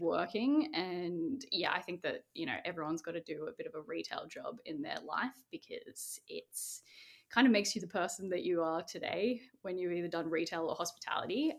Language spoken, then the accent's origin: English; Sydney, New South Wales, Australia; I was born in Castle Hill, which is in the northwest of Sydney